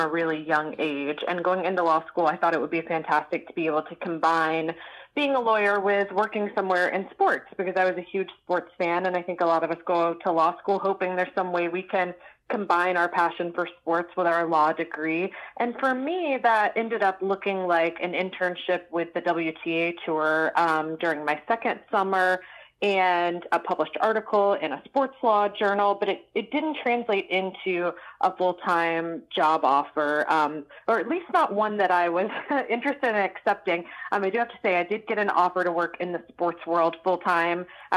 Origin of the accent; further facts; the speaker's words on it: Atlanta, Georgia, United States; also born or lived in Gainesville, Florida; I grew up right outside of Atlanta.